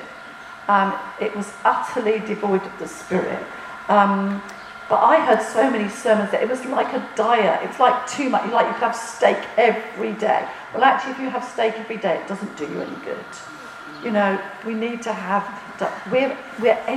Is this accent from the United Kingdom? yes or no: yes; United Kingdom; as British people